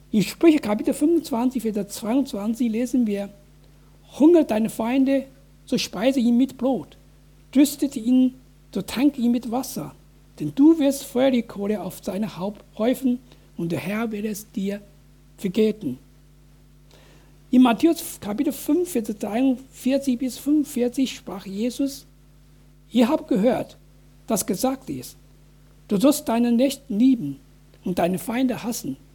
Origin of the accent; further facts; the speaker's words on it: Wuhan, Hubei, China; German is a second language; now in Germany; dass Tausende von Bürgern in meiner Heimatstadt Wuhan wegen Infizierung von Covid-19 gestorben sind